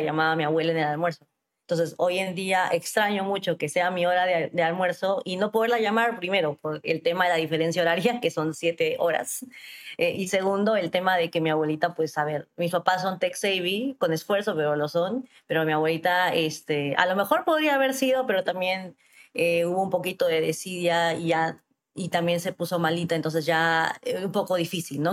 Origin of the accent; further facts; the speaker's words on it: Arequipa, Peru; moved away as an adult; also born or lived in Lima, Peru / New York, United States; yo soy de Arequipa, que es una ciudad al sur del Perú